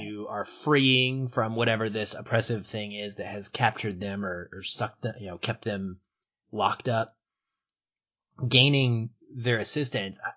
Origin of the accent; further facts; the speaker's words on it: Seattle, Washington, United States; my hometown of Seattle